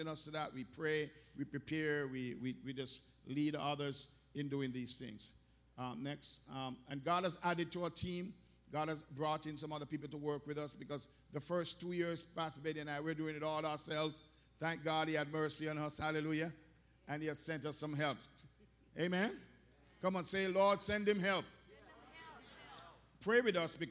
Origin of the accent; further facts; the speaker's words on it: Jamaica; growing up in Jamaica, everything in Jamaica and the Western world was Babylon